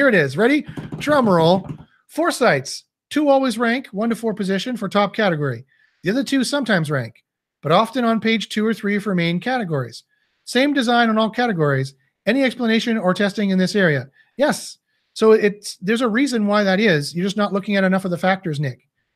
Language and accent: English; Canada; I'm Canadian